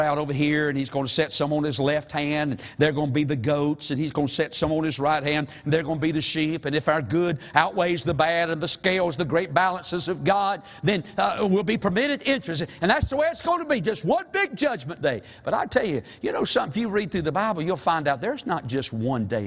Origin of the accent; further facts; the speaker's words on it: Toast, North Carolina, United States; a preacher from Toast